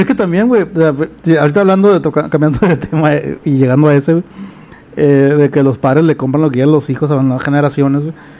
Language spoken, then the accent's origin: Spanish; Culiacán, Sinaloa, Mexico; Culiacán tiene un problema, los culichis, güey. Tenemos un problema